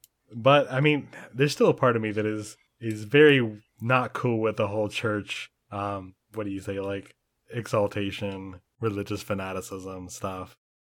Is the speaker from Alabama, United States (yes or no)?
yes; Alabama, United States; we grew up in Alabama. There are some really fanatic people in Alabama.